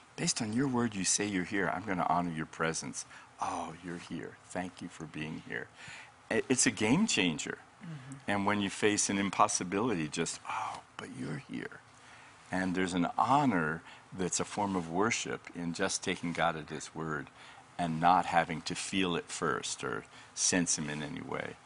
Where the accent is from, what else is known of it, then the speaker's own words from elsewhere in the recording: Colorado, United States; moved away as an adult; now in Redding, United States; I'm from Colorado uh, for most of my life and pastored for 20 years